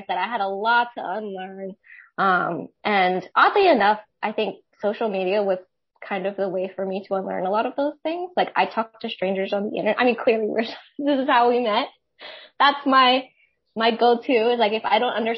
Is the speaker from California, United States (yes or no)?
no; Maryland, United States; moved away as an adult; now in Santa Barbara, United States; I grew up in Maryland